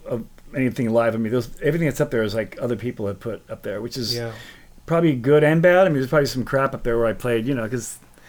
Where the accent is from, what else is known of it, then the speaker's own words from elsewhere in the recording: Alabama, United States; When I was growing up in Alabama, we used to go into Walmart there